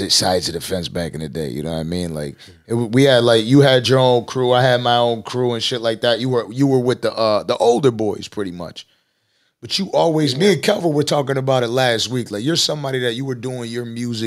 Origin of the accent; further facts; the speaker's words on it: Buffalo, New York, United States; we're from Buffalo, so we know people from Buffalo